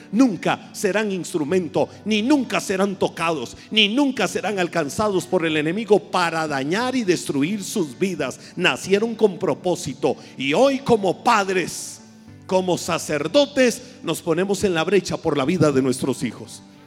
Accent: Costa Rica; en buen tico

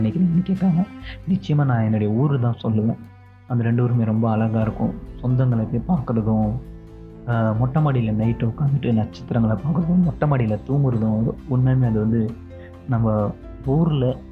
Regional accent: Vaippur, Tamil Nadu, India; also born or lived in Tirukoilur; now in Mumbai, India; வைப்பூரில் வளர்ந்தோம்

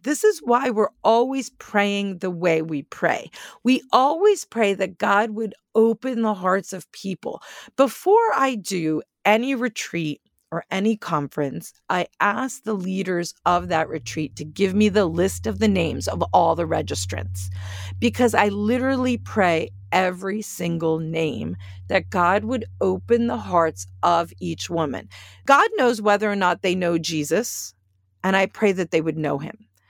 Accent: Northeast, United States; moved away; I'm from the Northeast

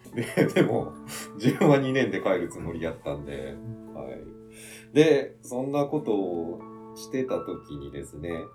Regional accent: Japan; うちの実家の舞鶴村の方に戻ってきて

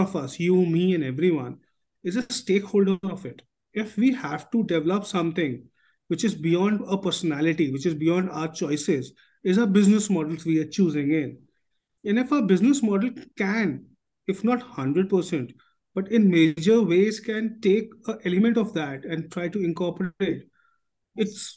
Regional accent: Delhi, India; I was born in Chandni Chowk

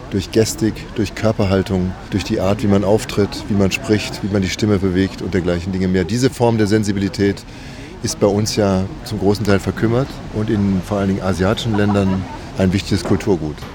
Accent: Gelsenkirchen, North Rhine-Westphalia, Germany; Ja, ich komme aus dem Ruhrgebiet, aus Gelsenkirchen und äh, bin jetzt 49 Jahre alt und werde das erste Mal rausgehen.

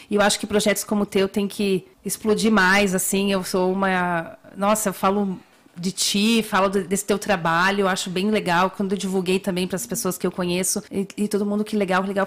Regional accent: Brazil; also born or lived in Italy

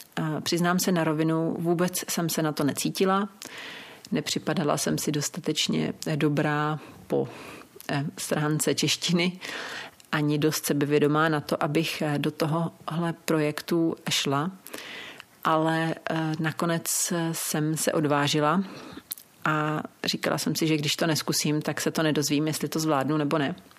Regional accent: Czechia; u nás v Čechách

